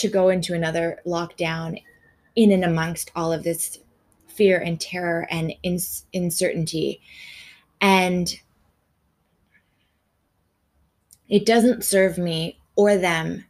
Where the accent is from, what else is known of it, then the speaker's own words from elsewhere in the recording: Canada; now in Australia; I'm a Canadian living in Australia